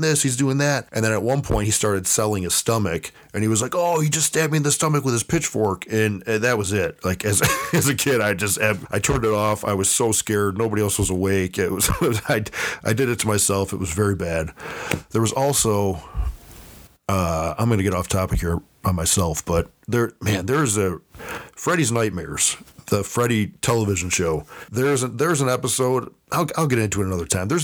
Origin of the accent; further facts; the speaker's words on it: Buffalo, New York, United States; my hometown of Buffalo, New York